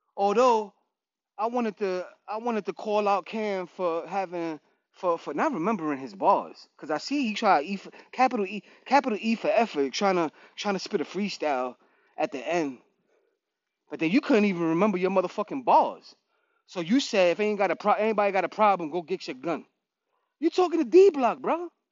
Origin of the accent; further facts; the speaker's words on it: New York, United States; I'm from New York